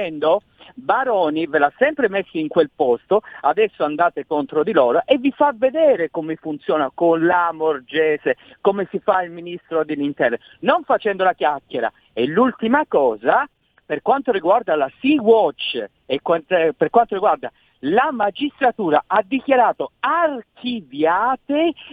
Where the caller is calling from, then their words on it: Florence, Tuscany, Italy; Eccomi, chiacchiera, sono io da Firenze, faccio lo sproloco.